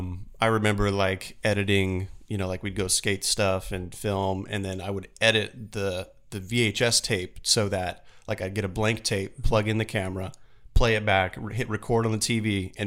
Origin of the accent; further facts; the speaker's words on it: Florence, Kentucky, United States; now in Phoenix, United States; I grew up in Kentucky, Florence, Kentucky, just south of Cincinnati. Okay. So I'm a Southern boy at heart.